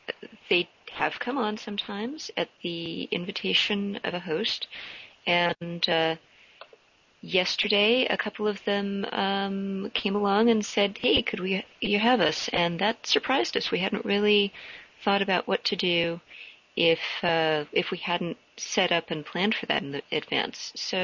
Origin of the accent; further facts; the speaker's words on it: San Diego, California, United States; I'm from San Diego